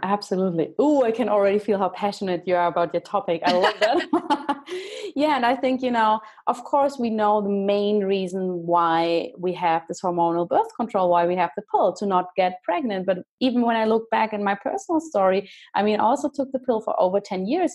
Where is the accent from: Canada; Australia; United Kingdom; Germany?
Germany; now in Switzerland; I'm living in Switzerland now. Yeah, but I'm from Germany